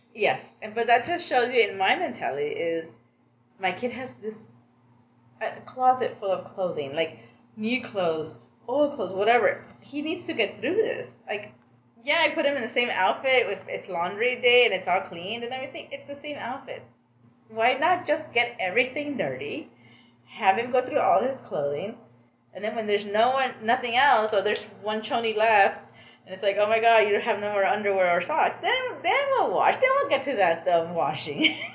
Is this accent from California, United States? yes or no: yes; Los Angeles, California, United States; I was born and raised in Los Angeles, but both of my parents are Guatemalan